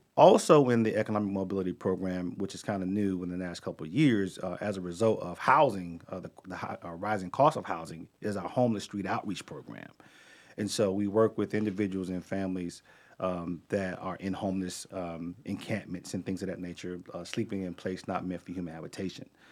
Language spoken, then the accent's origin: English; Charlotte, North Carolina, United States; I grew up in Charlotte